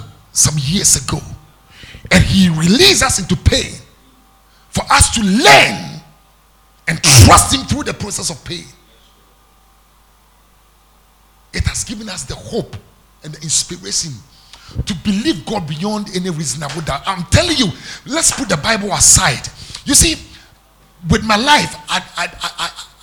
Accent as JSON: {"language": "English", "country": "Ghana", "tie": "born or raised there", "also_born_or_lived": "Accra, Ghana", "moved": "as an adult", "said": "When I came to Accra, I moved from my hometown. I came on down to Accra"}